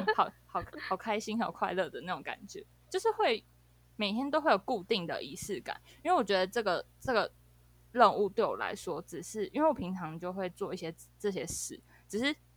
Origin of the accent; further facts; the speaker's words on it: Taiwan; accent: Taiwanese Mandarin; 因为我是会讲台语